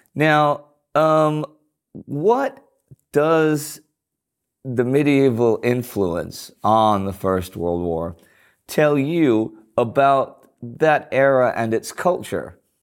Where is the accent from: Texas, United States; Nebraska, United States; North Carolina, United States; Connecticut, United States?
Texas, United States; Houston; I grew up in Houston